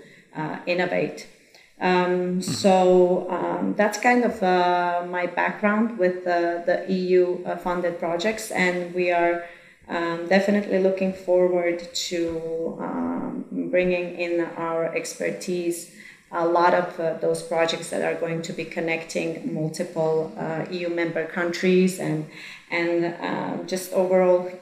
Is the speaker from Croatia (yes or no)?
yes; Croatia; I am originally from Croatia.